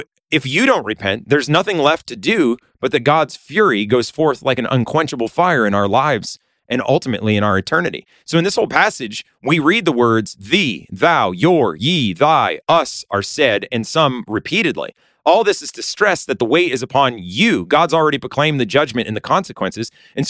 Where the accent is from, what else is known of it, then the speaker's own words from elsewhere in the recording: Massachusetts, United States; When I was younger, I grew up in Western Massachusetts, and we tried to make a garden.